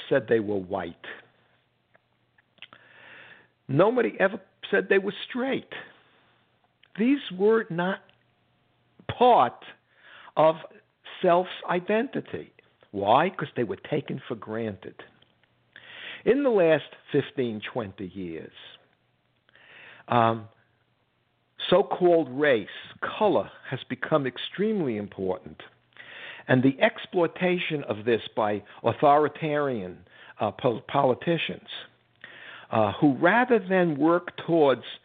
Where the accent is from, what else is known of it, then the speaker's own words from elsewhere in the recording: United States; I'm an American.